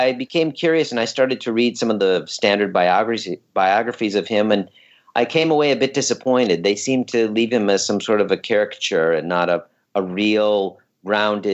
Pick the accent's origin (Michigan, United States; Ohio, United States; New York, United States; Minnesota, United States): Minnesota, United States; moved away as an adult; also born or lived in Vermont / Los Angeles, California / Soviet Union; I was born and raised in Minnesota